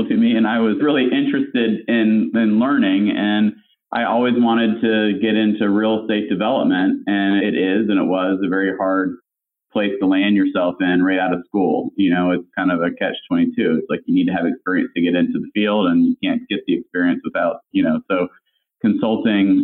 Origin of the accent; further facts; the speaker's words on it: North Carolina, United States; moved away as an adult; also born or lived in Atlanta; I grew up in North Carolina